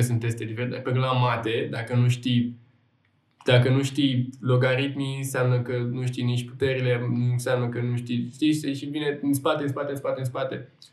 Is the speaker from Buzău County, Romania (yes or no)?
yes; Buzău, Buzău County, Romania; now in Bucharest, Romania; eu vin din Buzău